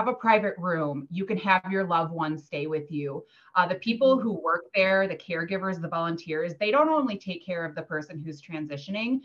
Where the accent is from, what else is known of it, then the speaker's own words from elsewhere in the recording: Dubuque, Iowa, United States; now in Iowa City, United States; I'm originally from Dubuque, Iowa